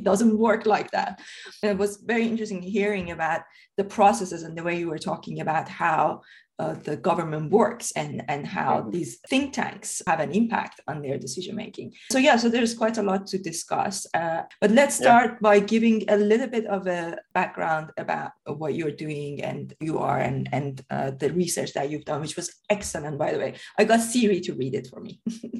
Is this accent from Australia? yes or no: no; Iran; moved away as an adult; now in United Kingdom; I came from Iran to the UK in 2005, and I studied politics here.